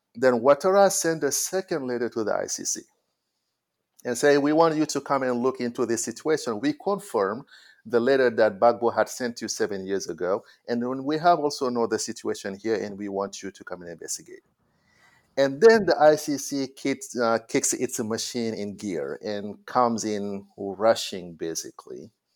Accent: Senegal; I went to school in my hometown, Galayak

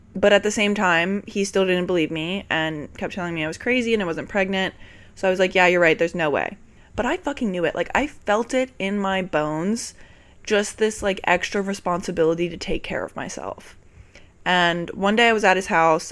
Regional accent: Richmond, Virginia, United States; born or raised there; moved away as an adult; now in New York, United States

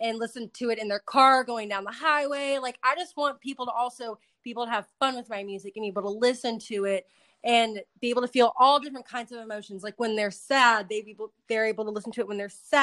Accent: Dallas, Texas, United States; my hometown, Dallas.

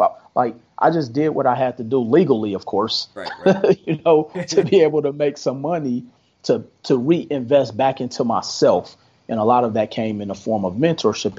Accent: Milwaukee, Wisconsin, United States; moved away as an adult; now in Las Vegas, United States; I'm originally from Milwaukee, Wisconsin. Been in Las Vegas since 2005.

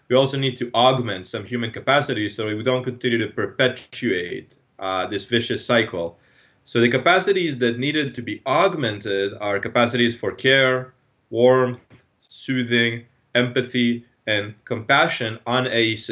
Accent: Israel; moved away; I'm from Israel originally. So I grew up in Israel.

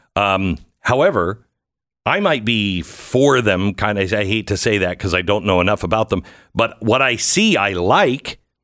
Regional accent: Pacific Northwest, United States; I'm from the Pacific Northwest

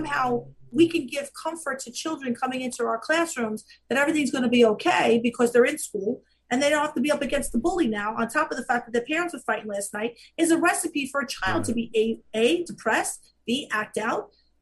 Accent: Staten Island, New York, United States; I grew up in Staten Island.

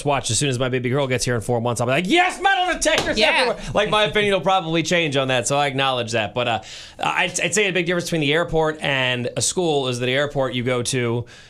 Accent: United States; as an American

